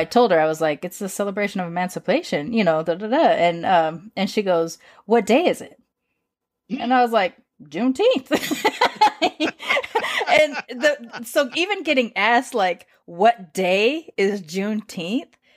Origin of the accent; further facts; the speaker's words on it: California, United States; moved away as an adult; also born or lived in Austin, Texas / Massachusetts; my family celebrating it in California